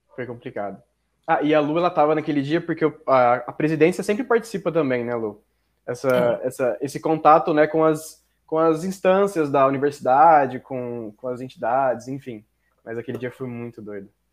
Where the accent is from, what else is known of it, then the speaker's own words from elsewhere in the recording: Mato Grosso, Brazil; Eu sou de outro estado, na real. Eu sou de Mato Grosso